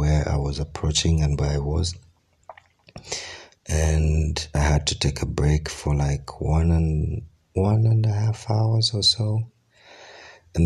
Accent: Kampala, Central Region, Uganda; Kampala, the capital city of Uganda. I mean, this is where I was born, and most of my life, all my life experiences have happened there

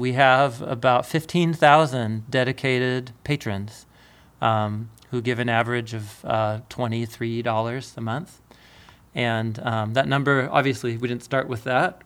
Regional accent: Portland, Oregon, United States; growing up in Portland

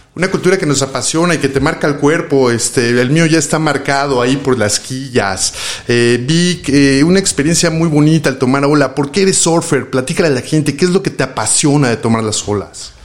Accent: Mexico City, Mexico; nosotros los chilangos

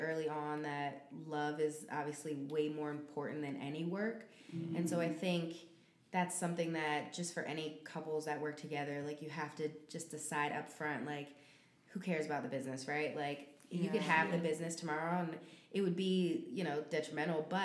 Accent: Chicago, Illinois, United States; now in Brooklyn, United States; I live in Brooklyn. I'm from Chicago

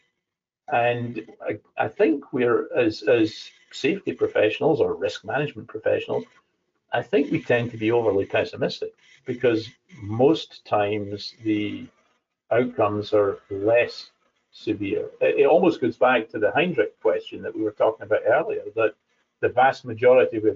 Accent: Scotland, United Kingdom; as a Scottish person

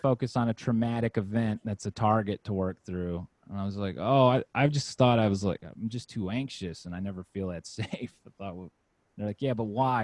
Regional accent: Virginia, United States; moved away as an adult; now in Los Angeles, United States; I grew up in Virginia, well, from age five to 18. So, most formative experiences are from there.

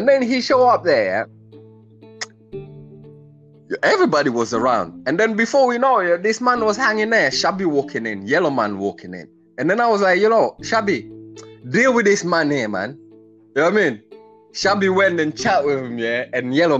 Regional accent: London, United Kingdom; I grew up in Brixton.

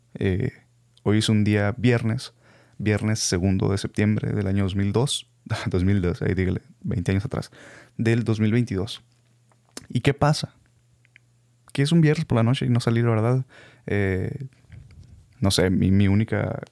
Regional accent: Hermosillo, Sonora, Mexico; first language Spanish; los que somos de Hermosillo

